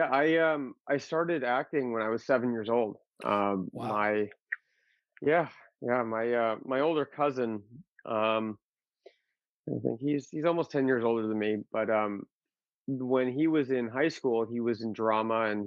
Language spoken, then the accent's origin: English; Massachusetts, United States; born there; also born or lived in Arizona; Um, well, actually, I was born in Massachusetts. Oh, and then, uh, yeah, I, I moved from Mass out to Arizona